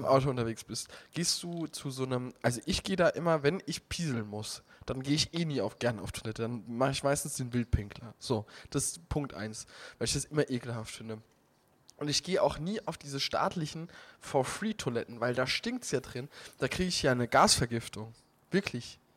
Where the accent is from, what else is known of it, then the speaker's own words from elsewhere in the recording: Heiligenroth area, Rhineland-Palatinate, Germany; moved away; in meiner Heimat Diskussionen um dieses Stückchen Wald da in Heiligenroth